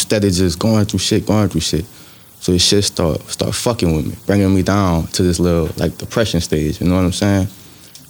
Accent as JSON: {"language": "English", "town": "LaPlace", "region": "Louisiana", "country": "United States", "also_born_or_lived": "Reserve, Louisiana", "said": "St. John Parish, man. I'm from LaPlace, you know what I'm saying? Well, I was between LaPlace and Reserve"}